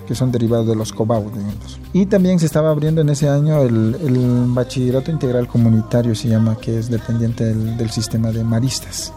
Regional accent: San Mateo del Mar, Oaxaca, Mexico; first language Huave (Ombeayiüts); Spanish is a second language; moved away as an adult; also born or lived in Mexico City; yo era monolingüe en el Ombeyes, ¿no? Era mi primera lengua y entonces la primaria y secundaria lo estudié ahí en San Mateo

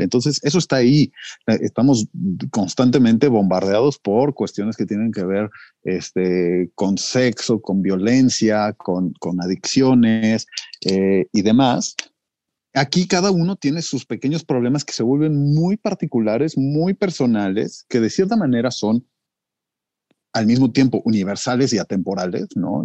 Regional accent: Mexico; el mestizaje de los mexicanos, ¿no? Esta combinación que ya no, no somos indios, no somos españoles, somos una mezcla

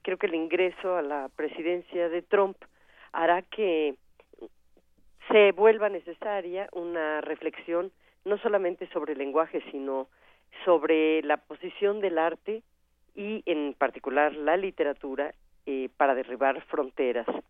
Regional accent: Mexico; aquello que nos vuelve únicos como mexicanos

